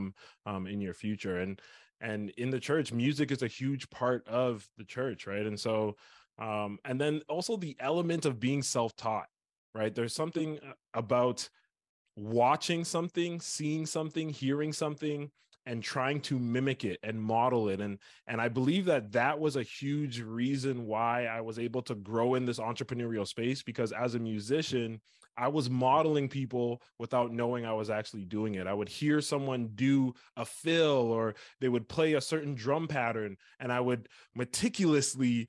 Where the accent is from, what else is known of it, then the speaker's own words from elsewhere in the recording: Scarborough, Ontario, Canada; I was born and raised in Ontario, Canada, a small place called Scarborough